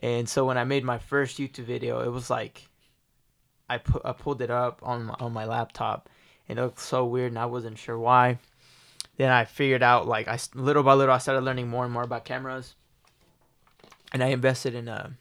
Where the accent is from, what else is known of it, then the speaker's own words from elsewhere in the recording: Tulsa, Oklahoma, United States; I was born and raised in Tulsa, Oklahoma